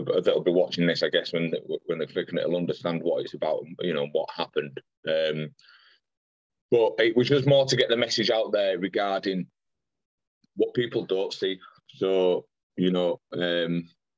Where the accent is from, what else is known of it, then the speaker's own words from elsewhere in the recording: Pudsey, Yorkshire and the Humber, United Kingdom; I'm from Pudsey